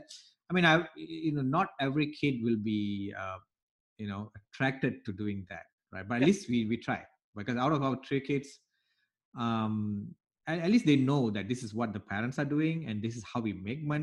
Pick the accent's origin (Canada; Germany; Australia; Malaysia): Malaysia; now in United States; I came from Malaysia, Southeast Asia, where I've gone through different school systems